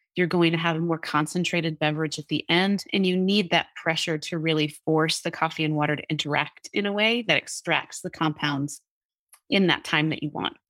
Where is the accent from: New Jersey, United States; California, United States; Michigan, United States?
New Jersey, United States; I grew up in New Jersey